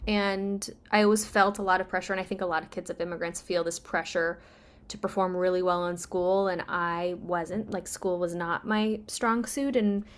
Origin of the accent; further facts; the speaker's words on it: Uzbekistan; born there; I was born in Uzbekistan, which used to be a part of the Soviet Union.